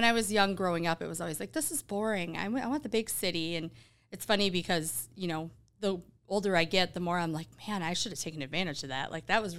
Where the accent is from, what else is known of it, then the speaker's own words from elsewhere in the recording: Sault Ste. Marie, Michigan, United States; now in Grand Rapids, United States; So I grew up in the UP, up in Sault Ste. Marie, Michigan, small little town. I think there's maybe 15,000 people there, and most of them are college students because we have Lake State.